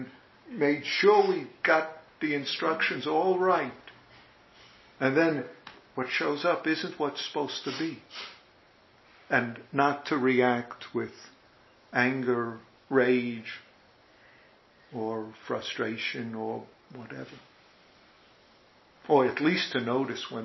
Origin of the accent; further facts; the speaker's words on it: New York, United States; accent: New York; my New York accent